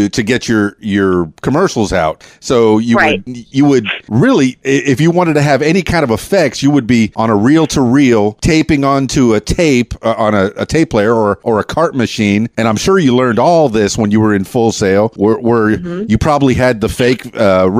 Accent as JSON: {"language": "English", "town": "Miami", "region": "Florida", "country": "United States", "tie": "born or raised there", "moved": "as an adult", "lives_now": "Arkansas, United States", "said": "born and raised in Miami"}